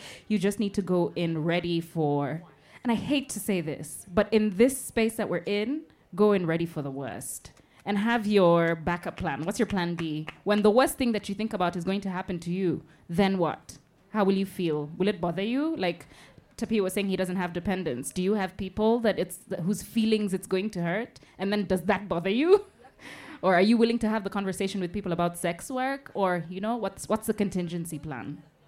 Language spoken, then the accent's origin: English; Kenya; A Kenyan. As a Kenyan queer woman.